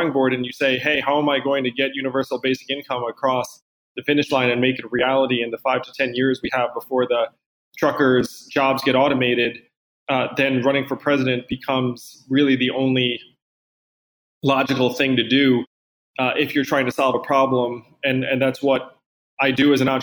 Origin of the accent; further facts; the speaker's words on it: East Coast, United States; I'm from the East Coast.